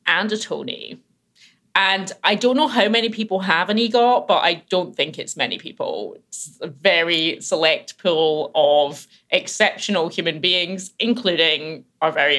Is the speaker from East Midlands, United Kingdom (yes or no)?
no; Glasgow, Scotland, United Kingdom; I grew up in Glasgow in Scotland.